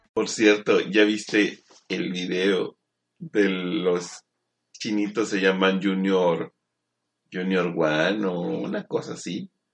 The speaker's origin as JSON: {"language": "Spanish", "country": "Mexico", "said": "yo soy mexicano"}